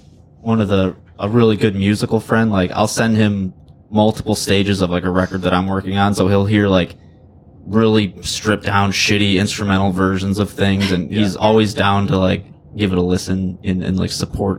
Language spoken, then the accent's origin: English; Wyandotte, Michigan, United States; I was born in Wyandotte.